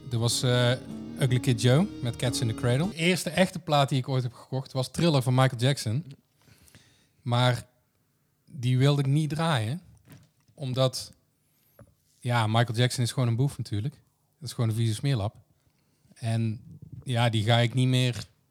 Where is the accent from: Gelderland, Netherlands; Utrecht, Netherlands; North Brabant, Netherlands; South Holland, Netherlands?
North Brabant, Netherlands; Kruisland; geboren in Kruisland